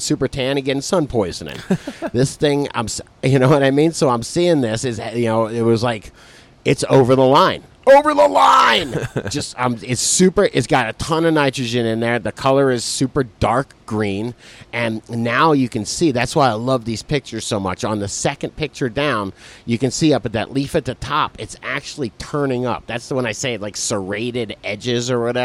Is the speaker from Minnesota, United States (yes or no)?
no; Philadelphia, Pennsylvania, United States; I'm from Philly